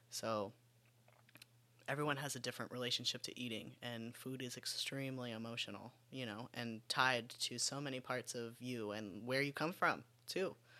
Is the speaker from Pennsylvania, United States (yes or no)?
no; West Palm Beach, Florida, United States; I grew up in West Palm Beach, Florida